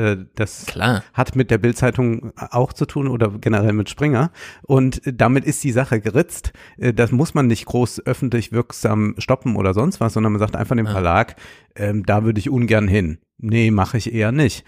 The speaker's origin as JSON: {"language": "German", "country": "Germany", "said": "für mich als Deutscher"}